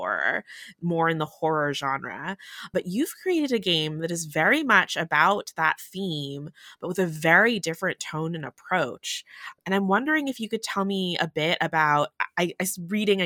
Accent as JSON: {"language": "English", "country": "United States", "said": "I'm Chinese American. very much have the diaspora experience"}